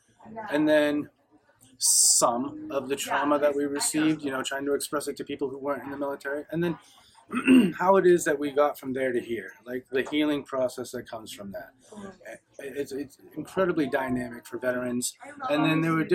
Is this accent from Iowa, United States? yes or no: no; Portland, Maine, United States; I'm from Portland, Maine, and I'm a veteran.